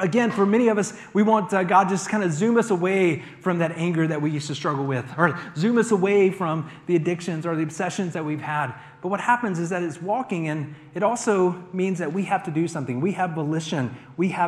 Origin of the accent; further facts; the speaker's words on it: United States; us as American Christians